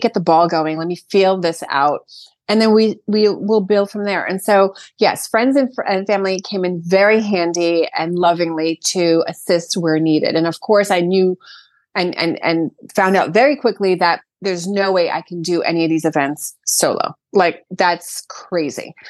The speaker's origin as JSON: {"language": "English", "town": "Brooklyn", "region": "New York", "country": "United States", "tie": "born or raised there", "moved": "as an adult", "lives_now": "Sag Harbor, United States", "said": "I, born and raised in Brooklyn"}